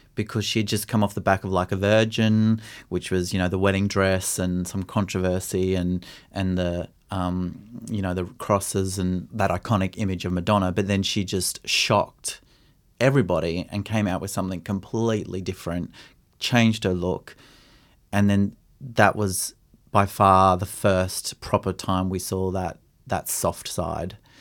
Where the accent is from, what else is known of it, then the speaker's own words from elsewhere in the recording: Brisbane, Queensland, Australia; growing up in Brisbane in the eighties and nineties